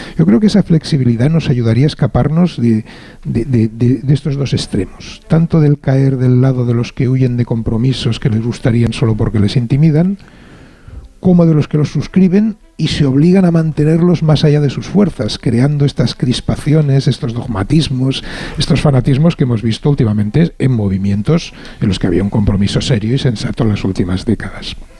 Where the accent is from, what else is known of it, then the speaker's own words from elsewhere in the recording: Barcelona, Catalonia, Spain; como catalán barcelonés